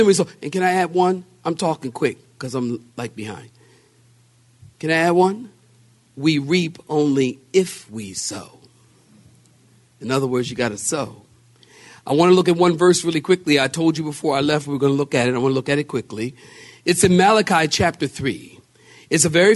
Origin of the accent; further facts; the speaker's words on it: Philadelphia, Pennsylvania, United States; we're from Philadelphia